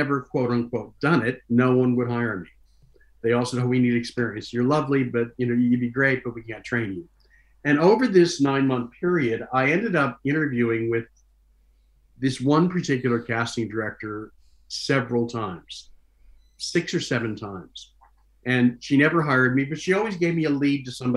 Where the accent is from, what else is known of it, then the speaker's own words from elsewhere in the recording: Cleveland, Ohio, United States; moved away as an adult; now in Los Angeles, United States; went back to my hometown, and did one more season at a professional Shakespeare company that I had worked with for many years